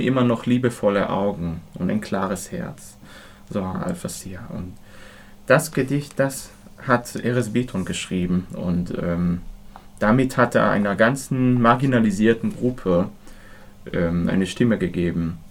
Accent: Israel; moved away; ich bin in Israel aufgewachsen

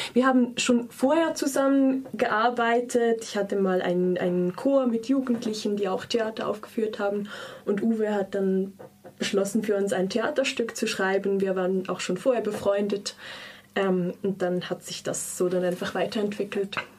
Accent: Lucerne, Switzerland; ich komme auch aus Luzern

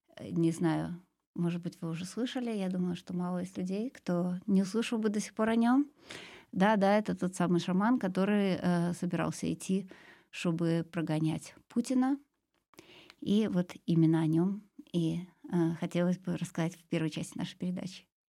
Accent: Siberia, Russia; moved away; Сибири, откуда я родом

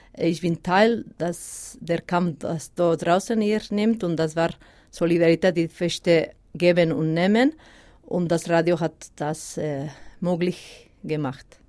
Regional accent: Basque Country, Spain; first language Basque; German is a second language; moved away as an adult; now in Switzerland; Baskisch, meine Muttersprache

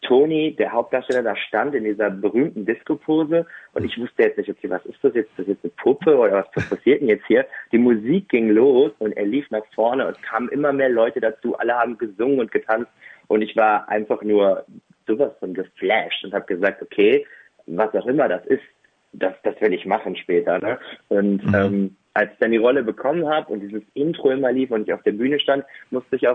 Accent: Bottrop, North Rhine-Westphalia, Germany; habe ähm, seit meiner Geburt in Bottrop gelebt und dann habe ich hier zwei Stücke selber inszeniert, in meiner Heimatstadt dann auch aufgeführt.

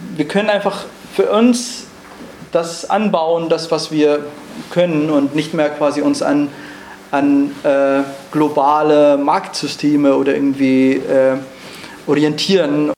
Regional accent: Rojava, Syria; German is a second language; moved away as an adult; now in Germany; Ich bin in Rojava geboren und aufgewachsen und im Jahr 2015 musste ich Rojava verlassen und nach Deutschland fliehen

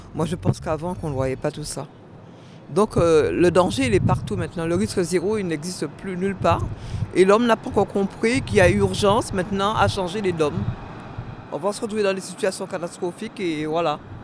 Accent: Guadeloupe; Et je suis de la Guadeloupe

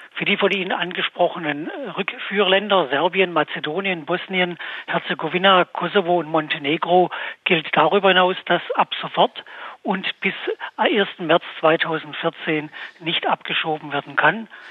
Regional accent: Baden-Württemberg, Germany; bei uns in Baden-Württemberg

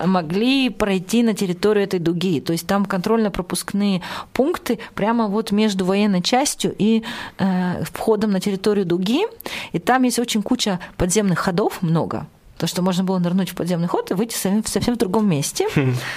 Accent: Chelyabinsk, Chelyabinsk Oblast, Russia; я из Челябинска

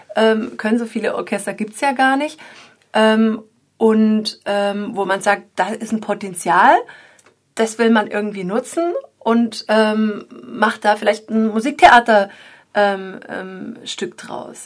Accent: the area around Freiburg, Baden-Württemberg, Germany; now in Dresden, Germany; weil ich bin sogar hier in der Gegend geboren und war schon lange nicht mehr hier unten.

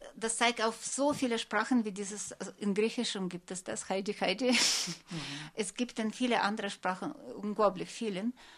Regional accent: Novosibirsk, Novosibirsk Oblast, Russia; German is a second language; now in Germany; ich bin in Novosibirsk geboren

